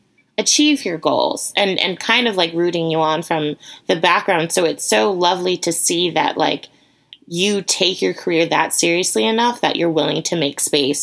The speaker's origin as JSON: {"language": "English", "region": "Connecticut", "country": "United States", "tie": "born or raised there", "said": "I grew up in Connecticut."}